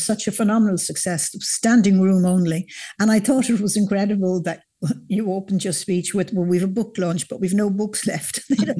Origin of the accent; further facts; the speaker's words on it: South County Dublin, Leinster, Ireland; I grew up in South County Dublin near the 40 foot, which was always a popular place once the women were allowed in.